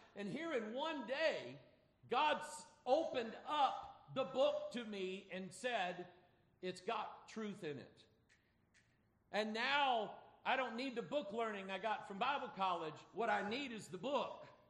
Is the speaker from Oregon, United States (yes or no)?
no; Pine Bluff, Arkansas, United States; moved away; I'm an Arkansasier. I don't know if y'all know that or not. I was born in Pine Bluff, Arkansas